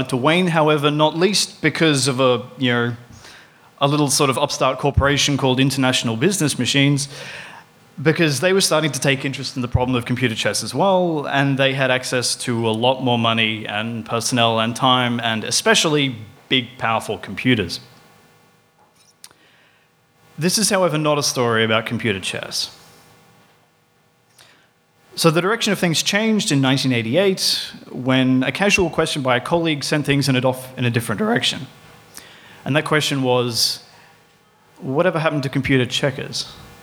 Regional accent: Queensland, Australia; now in Melbourne, Australia; I'm actually from Queensland

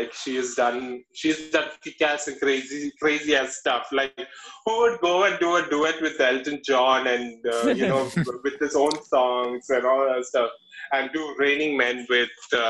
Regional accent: Kerala, India; moved away as an adult; also born or lived in Hyderabad; now in Bangalore, India; So I'm basically from Kerala. It's the southernmost part of India. It's a land where there's coconut trees. We are known for fishes. We are known for banana chips.

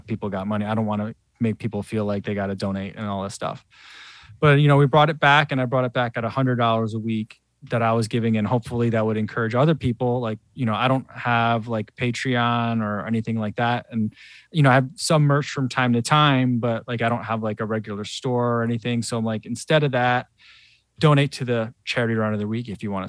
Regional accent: New Jersey, United States; moved away as an adult; now in Chicago, United States; I grew up in New Jersey, but you know, I've lived in Chicago a long time now

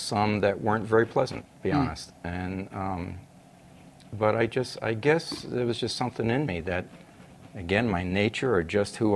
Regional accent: New York, United States; moved away as an adult; also born or lived in Chicago; I grew up in New York. I know what New York is like.

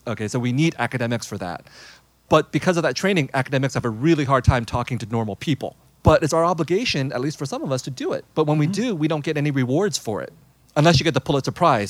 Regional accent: San Jose, California, United States; when I was growing up in San Jose, I was growing up in a very Vietnamese household, very Vietnamese refugee community.

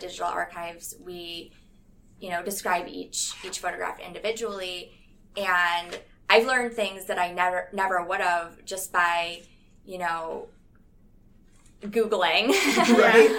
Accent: Midwest, United States; moved away; I'm from the Midwest, and it's it's also pretty flat

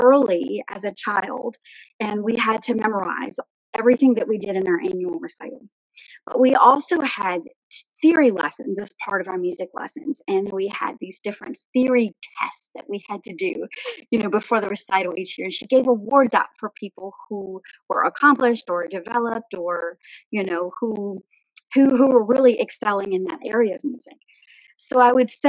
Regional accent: Bowling Green, Virginia, United States; I was born just outside of Bowling Green, Virginia, within Caroline County. I grew up there

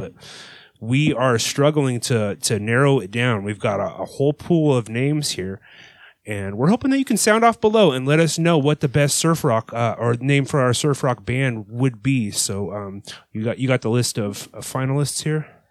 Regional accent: California, United States; I'm from California

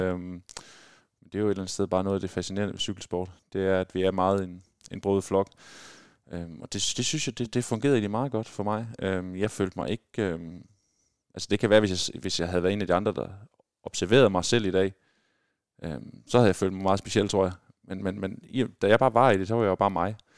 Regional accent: Skjern, Central Denmark Region, Denmark; moved away; also born or lived in Belgium; når man er født og opvokset i Skjern og spiller håndbold i, i Skjern håndbold hele sin, sin ungdomsår

